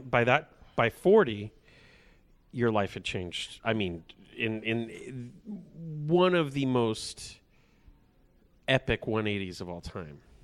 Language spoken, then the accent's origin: English; Porterville, California, United States; growing up in Porterville, it's the kind of town, because there's not a whole lot going on